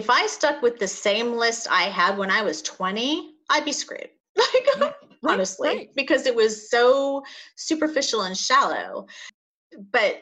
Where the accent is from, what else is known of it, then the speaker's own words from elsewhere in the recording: La Jolla, California, United States; grew up in La Jolla.